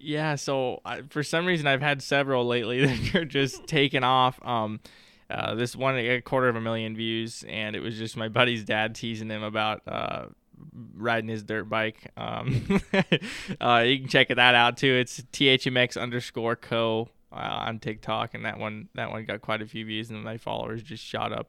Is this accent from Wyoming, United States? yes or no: yes; Wyoming, United States; now in Billings, United States; I'm from Wyoming originally